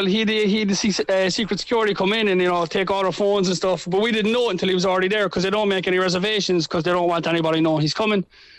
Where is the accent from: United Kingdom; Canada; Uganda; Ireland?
Ireland; Cork, Munster; being Irish and being from Cork and, you know, telling everybody how great Cork is and how great Ireland is.